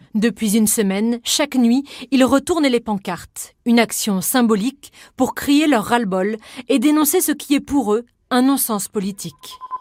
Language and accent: French; the South, southern France, France; on est du Sud